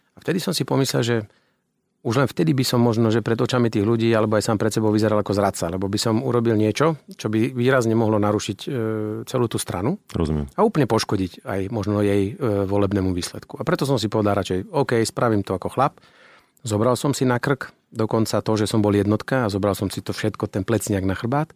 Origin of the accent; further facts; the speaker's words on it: Banská Bystrica, Banská Bystrica Region, Slovakia; ja som človek z Banskej Bystrice